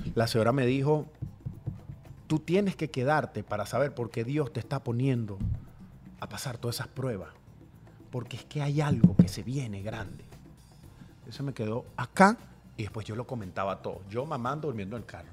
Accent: Guatire, Miranda, Venezuela; moved away as an adult; also born or lived in Caracas; now in Doral, United States; todo comenzó en Guatire, yo soy de Guatire

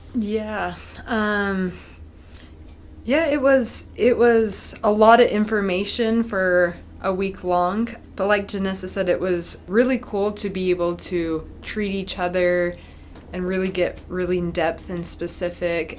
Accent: Utah, United States; I'm from Utah

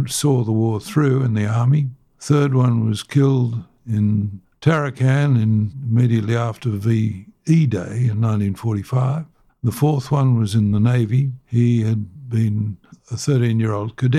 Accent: Lilydale, Victoria, Australia; born in Lilydale, Victoria, on Valentine's Day, 1936.

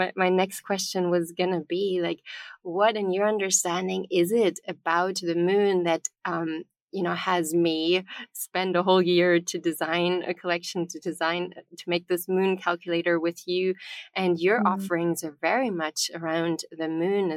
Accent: Bavaria, Germany; I was born in Bavaria in the south of Germany, which is a very strong pagan tradition where the farmers, everybody lived by the cycles of the moon

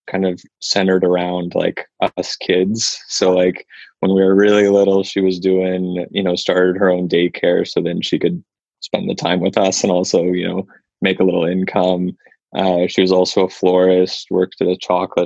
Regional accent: Santa Rosa, California, United States; also born or lived in Sacramento; I grew up in Santa Rosa, so up in Sonoma County, north of the city. And so I grew up there from being born up until moving to Sacramento for the undergrad program

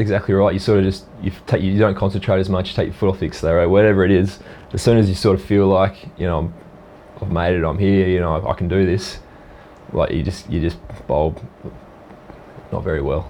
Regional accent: Port Hedland, Western Australia, Australia; also born or lived in Perth; spent most of my time growing up in the uh, the dust bowls up there

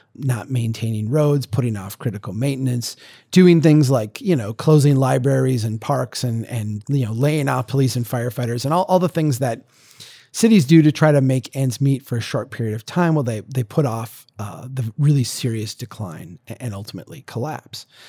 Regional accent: central Minnesota, United States; my hometown back in eighteen seventy

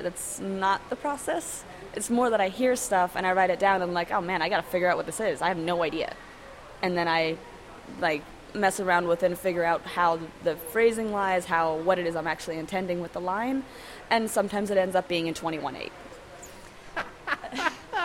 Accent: Gothenburg, Västra Götaland, Sweden; moved away as an adult; also born or lived in Seattle, United States; now in New York, United States; I'm from Sweden, Gothenburg, Sweden.

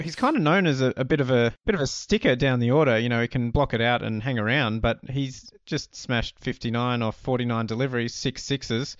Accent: Australia; we grew up in Australia

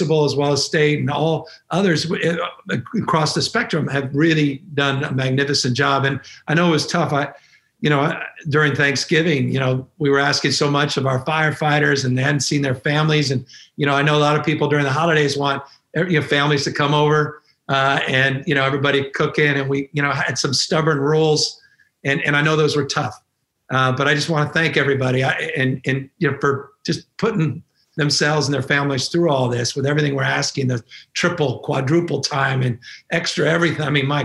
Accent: California, United States; as Californians

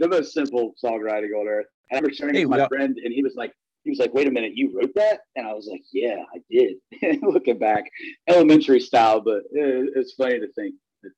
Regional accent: Winchester, Virginia, United States; now in Nashville, United States; Winchester, Virginia, it's my hometown.

